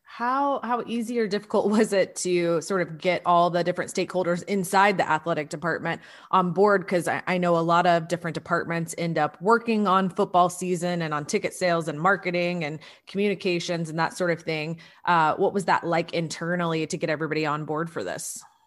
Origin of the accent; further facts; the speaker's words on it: Atlanta, Georgia, United States; moved away; also born or lived in Columbia, South Carolina; I grew up in the Atlanta area